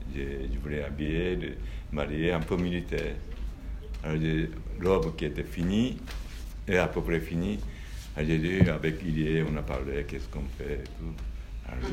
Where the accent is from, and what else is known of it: Japan; French is a second language; moved away as an adult